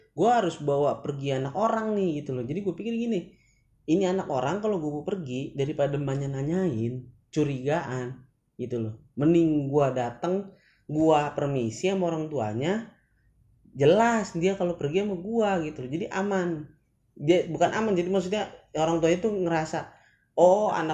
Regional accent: Jakarta, Indonesia; also born or lived in Bekasi; gue di sini lahir di tanahnya Bekasi mungkin ya {S1} hmm. {S0} cuman emang daerah gue daerah Jakarta

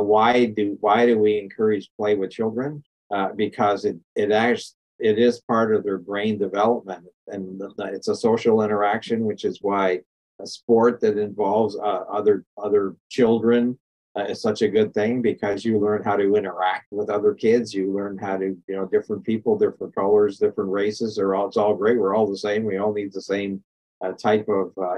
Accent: Canada; born or raised there; now in United States

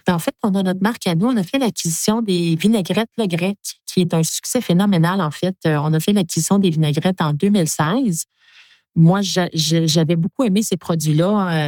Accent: Quebec, Canada; je suis une Québécoise

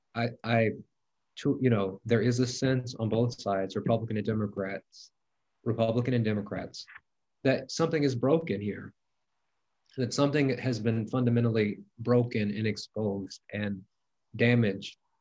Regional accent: Mississippi, United States; i'm from mississippi i've been friends with republicans grew up with republicans all my life

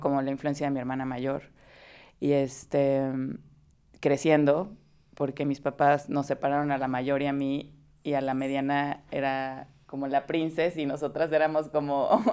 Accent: Veracruz, Mexico; crecí en Veracruz

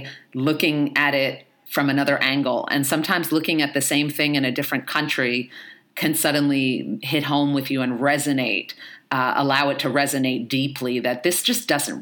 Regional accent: New York City, New York, United States; I grew up in the Bronx, I was born in the 70s and grew up in the 80s and 90s in the Bronx

